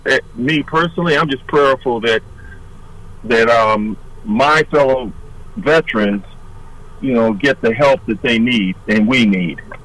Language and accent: English; Detroit, Michigan, United States; also born or lived in Nashville, Tennessee; I'm from Detroit, Michigan